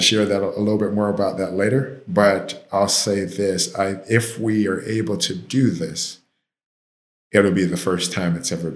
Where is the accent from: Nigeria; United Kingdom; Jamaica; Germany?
Jamaica; now in Miami, United States; I'm Jamaican